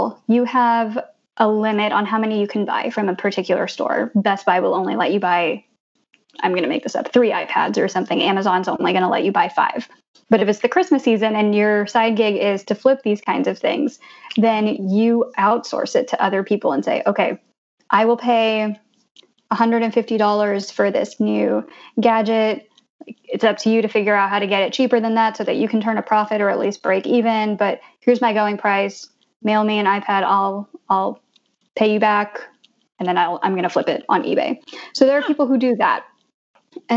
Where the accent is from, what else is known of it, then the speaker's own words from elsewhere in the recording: Blue Springs, Missouri, United States; also born or lived in Denver, Colorado; now in Jersey City, United States; I grew up in Blue Springs, Missouri, which is 93% white